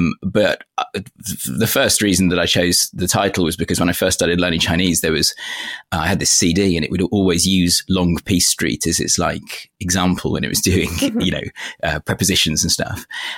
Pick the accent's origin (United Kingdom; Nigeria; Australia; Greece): United Kingdom; now in China; I'm a British guy, you know, in a country that's not my own. And I'm very conscious that I don't want to claim some sort of special insight into Beijing.